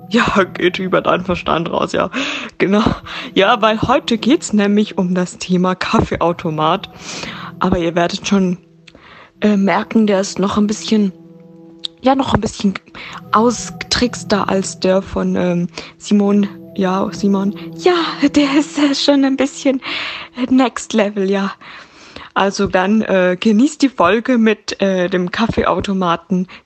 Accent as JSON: {"language": "German", "country": "Switzerland", "accent": "Swiss German", "said": "Also Nein, stimmt, ich rede ja Schweizerdeutsch."}